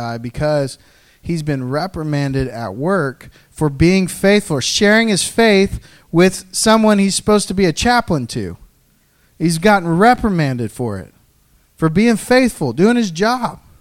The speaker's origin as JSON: {"language": "English", "region": "the South", "country": "United States", "said": "I'm from the South"}